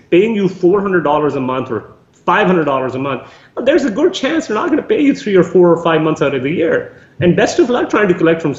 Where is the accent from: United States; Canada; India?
Canada; So some of the biggest things that as a Canadian investor we should be looking